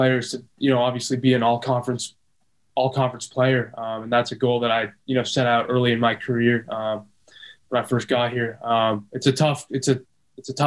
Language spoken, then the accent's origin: English; Del Mar, California, United States; Growing up in San Diego